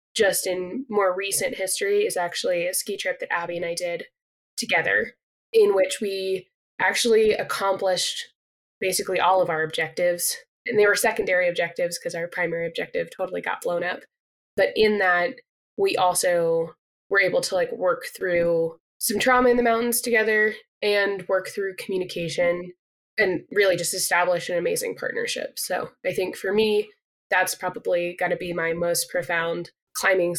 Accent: Colorado, United States; moved away as an adult; also born or lived in Pacific Northwest; now in Utah, United States; it started in Colorado, where I'm from. My dad brought me into the outdoors

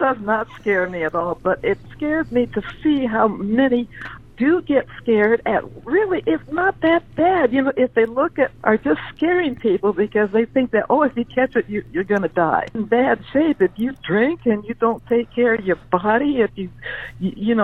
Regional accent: Wilmington, California, United States; also born or lived in Everett, Washington; now in San Diego, United States; I grew up in a housing project in Wilmington, California, right on the port area there.

